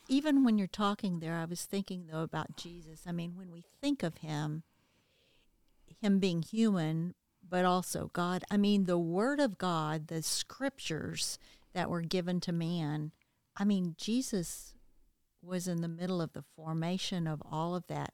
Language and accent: English; the South, United States; growing up in the South